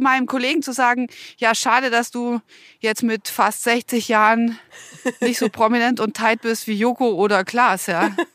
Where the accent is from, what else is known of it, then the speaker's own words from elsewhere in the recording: Bavaria, Germany; bei uns in Bayern